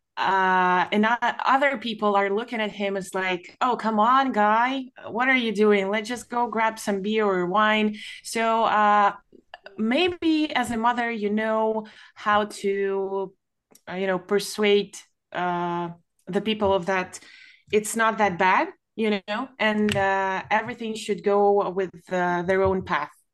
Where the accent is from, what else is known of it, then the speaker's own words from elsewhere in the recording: Ukraine; I'm from Ukraine